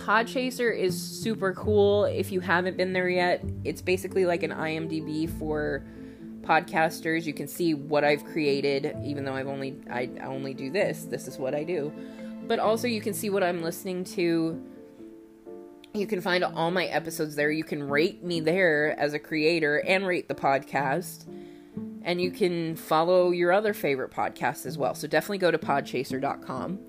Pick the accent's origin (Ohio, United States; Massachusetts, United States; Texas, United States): Texas, United States; Austin; we're both from the Austin area, this is a local case for us